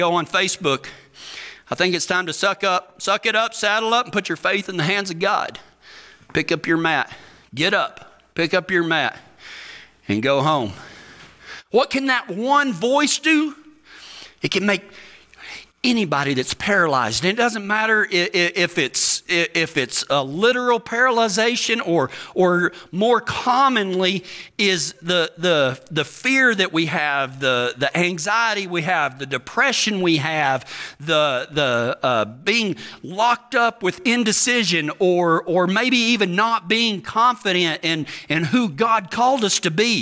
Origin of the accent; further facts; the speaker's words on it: Texas, United States; I'm from Texas